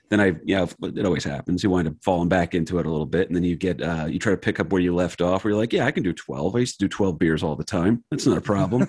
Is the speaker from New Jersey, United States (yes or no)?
yes; Wayne, New Jersey, United States; I grew up in Wayne, New Jersey